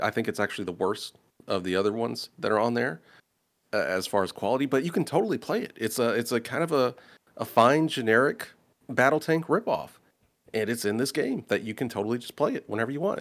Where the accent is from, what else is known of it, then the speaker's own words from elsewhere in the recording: Indianapolis, Indiana, United States; I'm from Indianapolis.